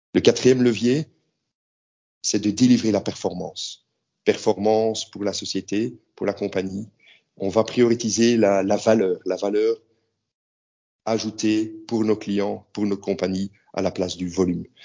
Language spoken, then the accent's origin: French; Belgium; moved away as an adult; now in Prague, Czech Republic; je suis belge